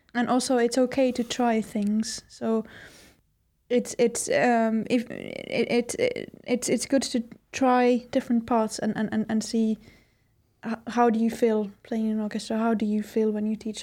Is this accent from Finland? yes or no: yes; Finland; a person who grew up in Finland